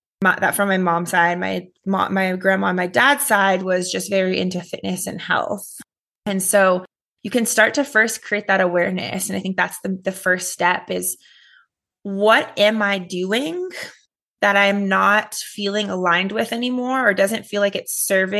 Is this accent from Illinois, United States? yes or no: no; Los Angeles, California, United States; I grew up in Los Angeles, California